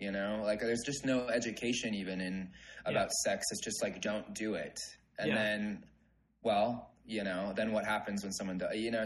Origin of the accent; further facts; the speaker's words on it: Southern California, United States; moved away as an adult; also born or lived in Nebraska; now in Utah, United States; I was born and raised in Southern California, LA and San Diego were my backyard